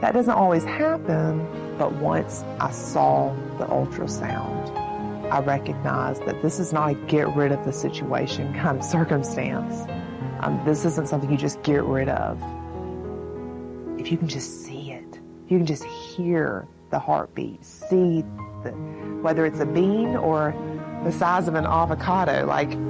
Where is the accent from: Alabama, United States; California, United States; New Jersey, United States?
Alabama, United States; Montgomery; I'm from Montgomery, Alabama, and I'm 33 years old